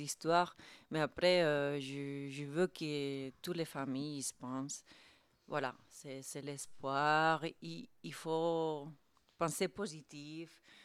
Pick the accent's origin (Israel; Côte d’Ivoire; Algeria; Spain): Spain; French is a second language; now in France; je suis espagnole. Donc moi aussi, j'ai émigré